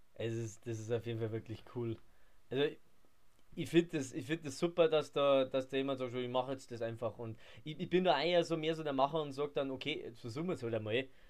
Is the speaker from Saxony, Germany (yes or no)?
no; Hepberg, Bavaria, Germany; ich komme von Heppberg, das ist bei Ingolstadt